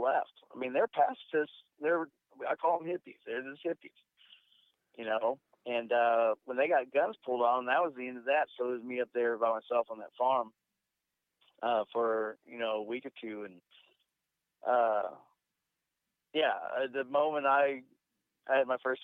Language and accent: English; Houston, Texas, United States; now in Thailand; I'm from Houston, Texas. I live in Thailand